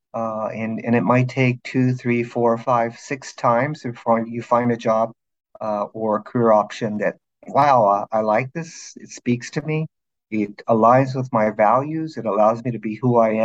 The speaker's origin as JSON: {"language": "English", "town": "Los Angeles", "region": "California", "country": "United States", "tie": "born or raised there", "also_born_or_lived": "eastern Oregon", "said": "I grew up in Los Angeles"}